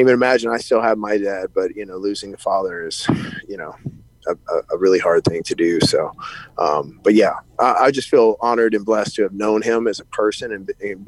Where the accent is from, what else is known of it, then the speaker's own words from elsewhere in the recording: Shreveport, Louisiana, United States; my hometown in Shreveport